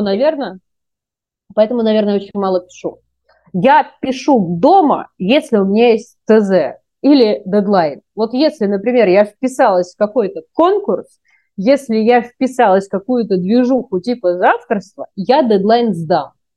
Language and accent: Russian; Moscow, Russia; moved away as an adult; also born or lived in Kaluga; now in Philippines; для меня, как для москвички